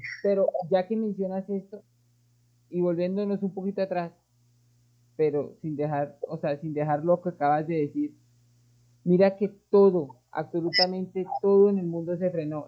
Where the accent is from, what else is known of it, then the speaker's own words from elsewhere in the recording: Colombia; lo hablo aquí en mi país, que es Colombia